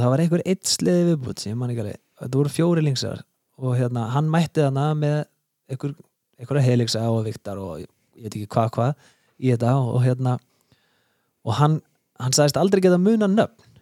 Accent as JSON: {"language": "Icelandic", "town": "Reykjavík", "region": "Capital Region", "country": "Iceland", "tie": "born or raised there", "said": "ég er nú bara fættur og uppalinn í Borg Óttans sko, í eh. Reykjavíkinni"}